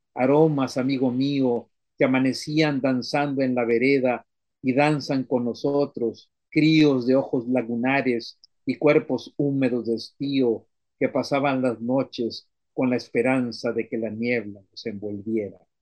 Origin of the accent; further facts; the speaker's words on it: Miramar beach, Tamaulipas, Mexico; de la playa de Miramar, de donde yo soy